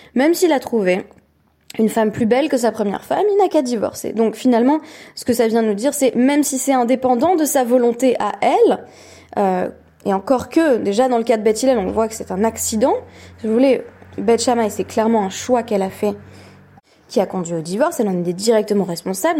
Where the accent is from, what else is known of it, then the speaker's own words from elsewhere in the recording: Perpignan, Occitania, France; moved away; je suis sur le point de quitter Perpignan, ma ville natale